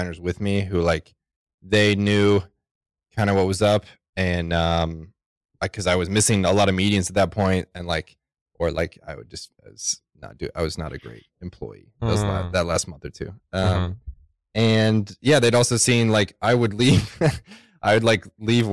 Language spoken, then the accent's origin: English; Texas, United States; moved away as an adult; I'm from Texas, so I grew up building like decks and fences and tree houses and whatever.